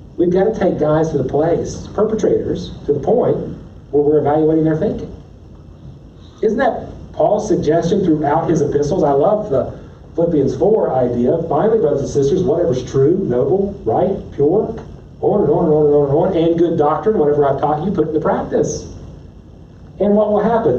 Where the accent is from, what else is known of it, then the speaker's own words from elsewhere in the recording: West Virginia, United States; I'm from West Virginia.